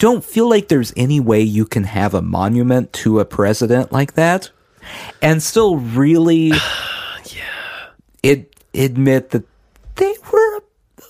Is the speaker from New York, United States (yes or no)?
no; Oklahoma, United States; now in Tennessee, United States; We're from Oklahoma.